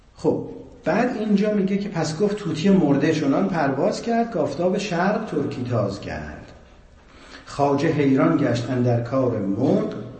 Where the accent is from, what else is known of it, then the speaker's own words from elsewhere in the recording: Iran; ما ایرانیام